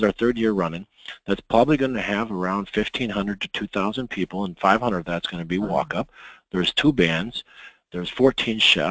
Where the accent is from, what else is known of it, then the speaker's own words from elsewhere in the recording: Midwest, United States; I'm from the Midwest